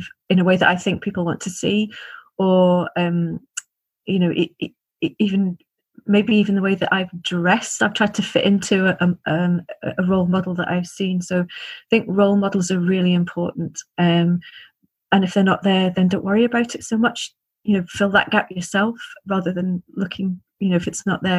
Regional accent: Liverpool, North West England, United Kingdom; I grew up in Liverpool

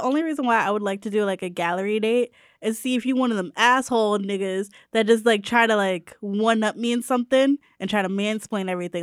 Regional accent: New Haven, Connecticut, United States; I'm from New Haven, not the Bronx

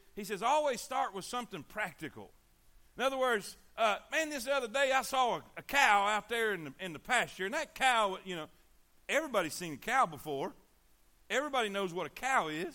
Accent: Fort Pierce, Florida, United States; we grew up in Fort Pierce

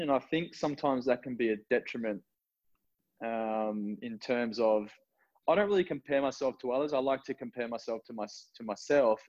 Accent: Newcastle, New South Wales, Australia; moved away as an adult; now in Gold Coast, Australia; born and raised in Newcastle, Novocashrian at heart, currently on the Gold Coast

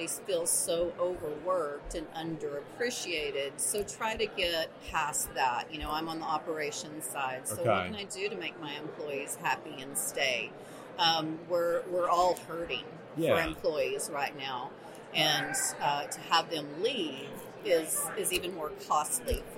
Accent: Texas, United States; moved away as an adult; also born or lived in New Mexico; now in Alamogordo, United States; I'm actually a Texan. So I was in West Texas for years and years and then finally moved to the mountains of New Mexico

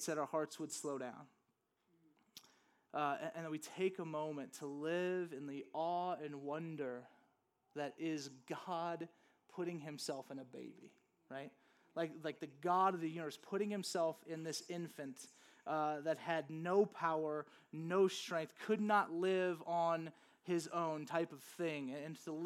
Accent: Louisiana, United States; now in Flagstaff, United States; growing up in Louisiana, there's just nothing really

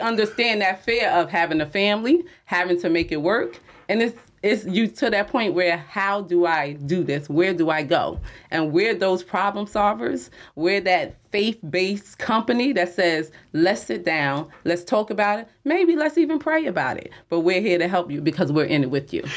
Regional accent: Jersey City, New Jersey, United States; I'm from Jersey City

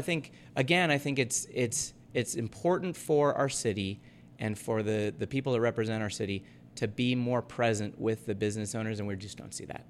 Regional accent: Half Moon Bay, California, United States; also born or lived in North Carolina; now in Ogden, United States; my hometown of Half Moon Bay where I grew up

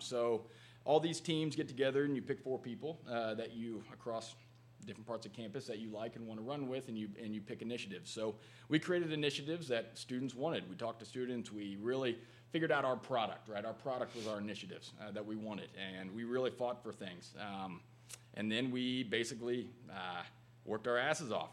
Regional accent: Matthews, Indiana, United States; little small town outside of there. But uh, yep, I grew up there

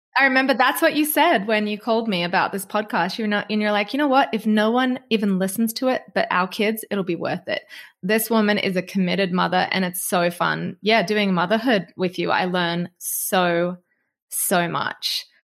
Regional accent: Australia; obviously I'm from Australia

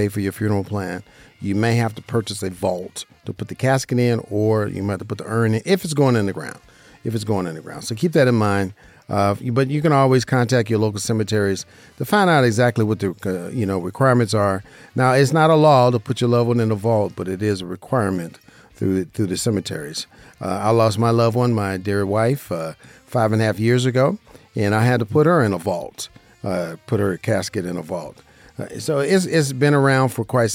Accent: Las Vegas, Nevada, United States; I'm a licensed insurance broker right here in Las Vegas, Nevada, my hometown

